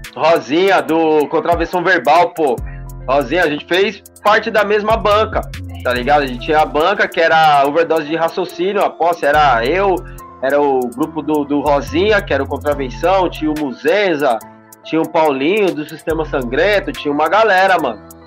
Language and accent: Portuguese; Praia Grande, São Paulo, Brazil; sou lá da Baixada, da Praia Grande